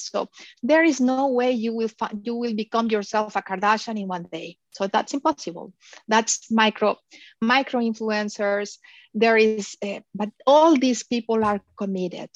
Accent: Mexico; moved away as an adult; also born or lived in Philippines; now in Miami, United States; I am originally from Mexico.

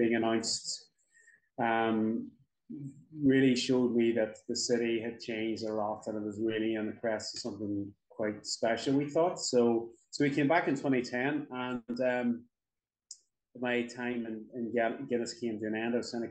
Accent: Derry, Northern Ireland, United Kingdom; moved away as an adult; also born or lived in Donegal / Dublin; I'm from Derry originally

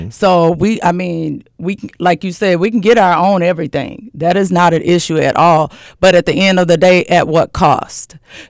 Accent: the South, United States; I'm from the South.

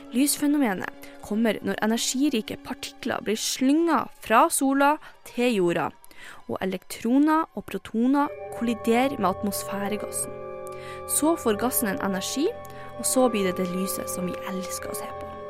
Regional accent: Northern Norway, Norway; moved away as an adult; Som nordlending

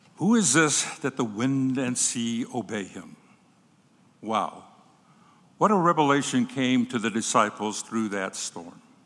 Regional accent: Cochiti Pueblo Reservation, New Mexico, United States; When I was a little boy growing up on the Coche de Pueblo Reservation in New Mexico

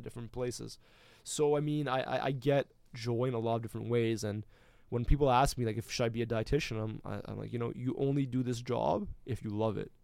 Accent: Canada

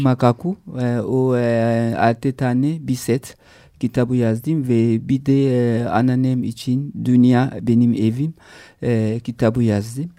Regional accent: DR Congo; Turkish is a second language; also born or lived in Italy / Paris, France; now in Istanbul, Turkey; anneannem yanına gittim Kongo'ya. E, Kongo'ya köy büyüdüm ben

